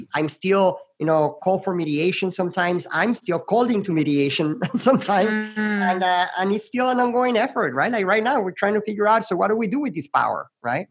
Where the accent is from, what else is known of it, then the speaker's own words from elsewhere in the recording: Querétaro, Mexico; now in Arizona, United States; I'm originally from Mexico, um, and I lived in this city called Querétaro, which is about two hours